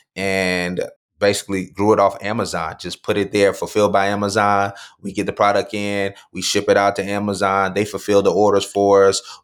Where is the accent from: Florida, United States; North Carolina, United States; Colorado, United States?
Florida, United States; Mulberry; also born or lived in Lakeland, Florida; I was born in Lakeland, Florida, Lakeland Regional Hospital, uh, grew up in a small town next to Lakeland called Mulberry